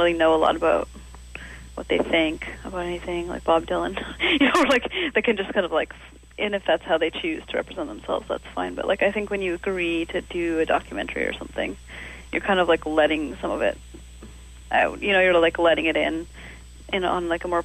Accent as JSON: {"language": "English", "town": "Calgary", "region": "Alberta", "country": "Canada", "tie": "born or raised there", "moved": "yes", "lives_now": "Montreal, Canada", "said": "grow up in Calgary, you're still from Calgary. You know, I'm not from Montreal. I never will be."}